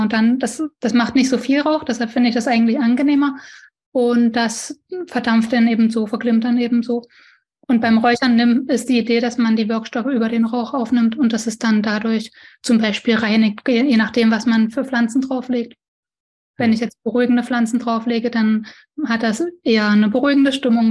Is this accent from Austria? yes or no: no; East Germany, Germany; Ich bin auch ein Ossi